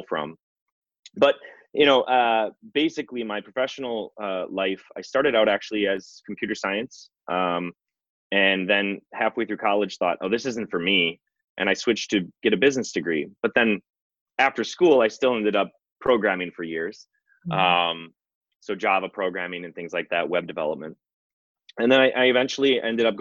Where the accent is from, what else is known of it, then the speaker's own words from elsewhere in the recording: Wisconsin, United States; Born and raised in Wisconsin. I actually grew up on a dairy farm